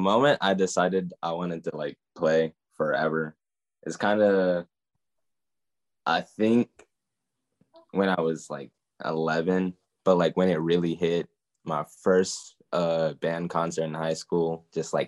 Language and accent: English; North Carolina, United States; also born or lived in Michigan; I was born in Michigan, moved to North Carolina when I was 3.